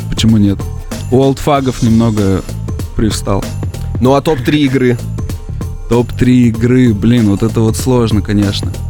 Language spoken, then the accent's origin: Russian; Russia; born there; А на родине я своей не был, я родился в России, и мне не довелось там побывать